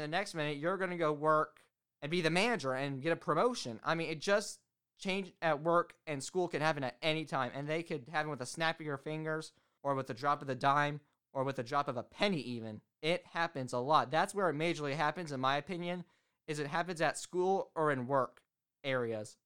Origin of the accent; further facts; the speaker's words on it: Indiana, United States; also born or lived in Florida; I'm from Indiana